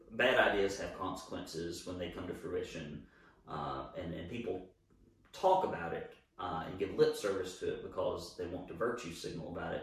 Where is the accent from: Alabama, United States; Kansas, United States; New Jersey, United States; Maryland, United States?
Alabama, United States; moved away as an adult; now in Chattanooga, United States; I grew up in Alabama.